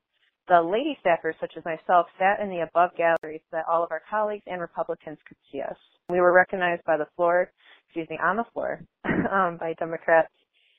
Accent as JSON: {"language": "English", "town": "Flint", "region": "Michigan", "country": "United States", "lives_now": "East Lansing, United States", "said": "I'm 21 years old, and I'm from Flint, Michigan, but residing in East Lansing, Michigan. I'm a 21-year-old baby feminist"}